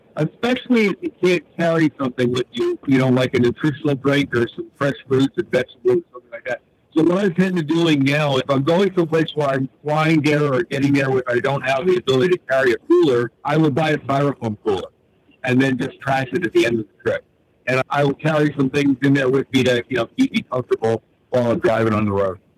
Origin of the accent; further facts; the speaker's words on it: Northeast, United States; I'm from the Northeast.